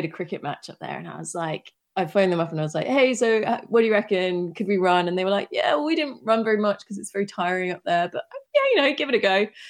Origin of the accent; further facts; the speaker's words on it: United Kingdom; now in Amsterdam, Netherlands; No, but this is where I live now. I grew up in the UK.